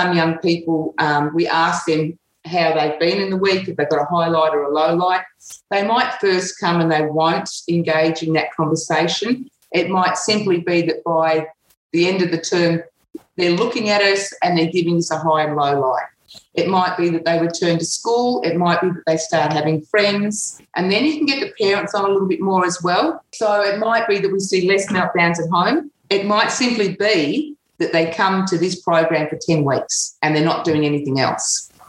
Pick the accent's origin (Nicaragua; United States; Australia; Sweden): Australia; also born or lived in Saudi Arabia / England; We came to Australia when I was 5 for 2 years, went back to England for another 2 years until I was 9. When we came back to Australia, I lived with an auntie.